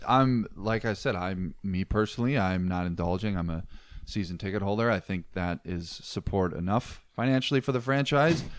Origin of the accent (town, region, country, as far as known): Superior, Wisconsin, United States; born or raised there